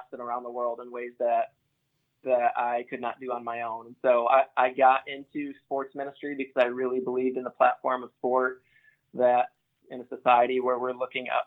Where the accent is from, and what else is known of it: Grand Rapids, Michigan, United States